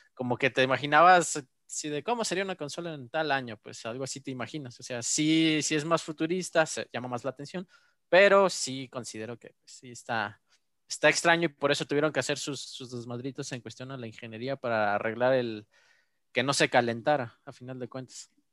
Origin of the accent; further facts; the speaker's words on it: Mexico; yo como mexicano